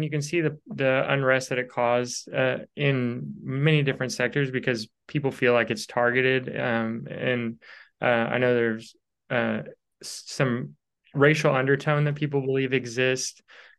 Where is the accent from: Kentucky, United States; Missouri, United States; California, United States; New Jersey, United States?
Kentucky, United States; Louisville; I'm from Louisville, Kentucky, where that happened.